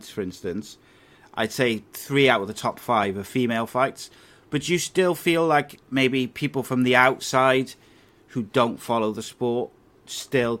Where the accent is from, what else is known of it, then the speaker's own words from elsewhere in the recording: Cardiff, Wales, United Kingdom; when I was growing up in Cardiff